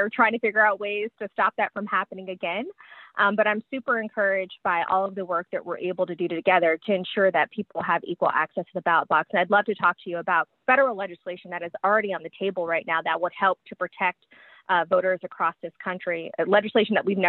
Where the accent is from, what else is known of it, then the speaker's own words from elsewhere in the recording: Georgia, United States; my home state of Georgia.